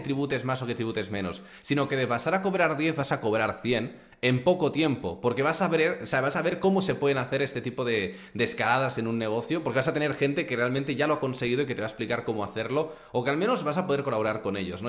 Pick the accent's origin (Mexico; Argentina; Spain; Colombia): Spain; Barcelona, Catalonia; moved away as an adult; now in Andorra; yo soy de Barcelona. Mi familia está en Barcelona.